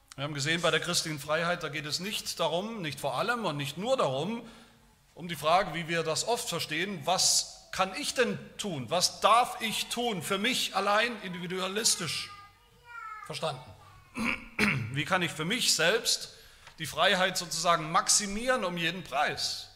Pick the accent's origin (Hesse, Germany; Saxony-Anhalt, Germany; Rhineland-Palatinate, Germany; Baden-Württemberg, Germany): Baden-Württemberg, Germany; Haueneberstein; In dem Dorf, wo ich aufgewachsen bin, Hauneberstein, Eberste, wie wir sagen